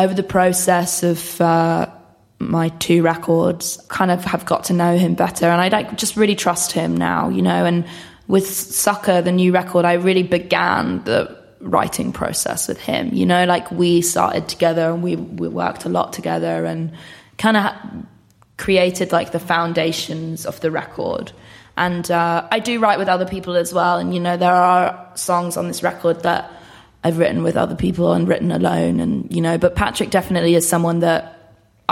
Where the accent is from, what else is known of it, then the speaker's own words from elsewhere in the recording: Bishop's Stortford, East of England, United Kingdom; I'm from a place called Bishop Stortford, which is like 45 minutes away from Stevenage.